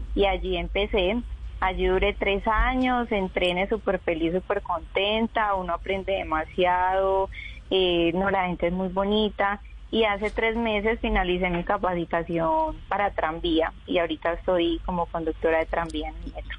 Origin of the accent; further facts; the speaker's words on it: Chigorodó, Antioquia, Colombia; moved away as an adult; now in Medellín, Colombia; yo nací en Medellín y me crié en Chigorodó, en el Urabá antioqueño